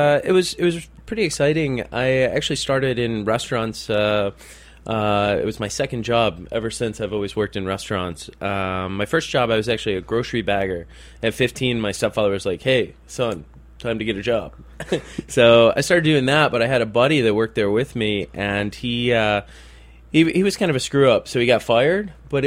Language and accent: English; Detroit, Michigan, United States; Detroiters. I mean, in all honesty, very rarely are we actually from Detroit. We're usually just outside the city.